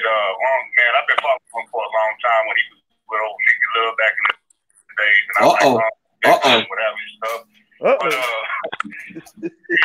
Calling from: Oklahoma, United States; I'm calling from Oklahoma

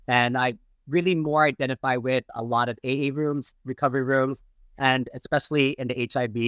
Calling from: Northridge, California, United States; And I'm streaming from Northridge.

